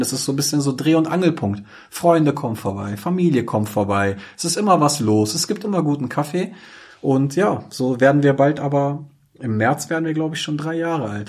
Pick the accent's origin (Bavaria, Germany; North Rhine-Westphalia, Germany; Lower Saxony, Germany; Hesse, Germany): Lower Saxony, Germany; Braunschweig; Ich bin hier geboren und aufgewachsen. Ich bin wirklich stolzer Braunschweiger